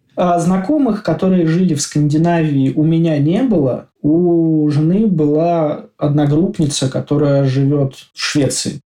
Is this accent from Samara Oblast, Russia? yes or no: no; Moscow, Russia; moved away as an adult; now in Oslo, Norway; Я из Москвы, на данный момент э, нахожусь и живу в Осло, в Норвегии.